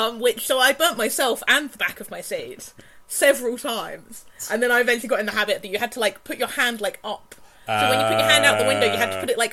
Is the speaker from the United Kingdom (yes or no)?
yes; United Kingdom